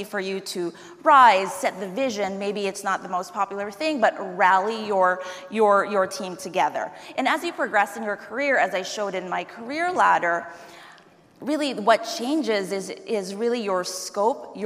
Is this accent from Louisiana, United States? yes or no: no; New York City, New York, United States; I am from New York City.